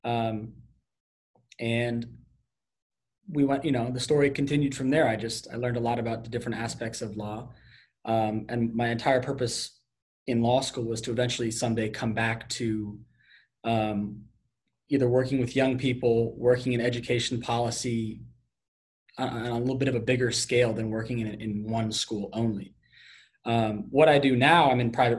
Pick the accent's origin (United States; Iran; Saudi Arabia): United States; Connecticut; moved away as an adult; I am from Connecticut, so I went to University of Connecticut for undergrad